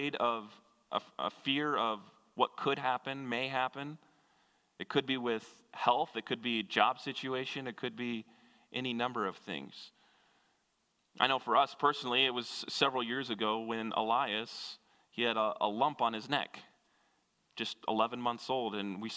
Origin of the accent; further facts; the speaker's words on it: Kansas, United States; moved away; I grew up in Kansas, which is about as landlocked as you can get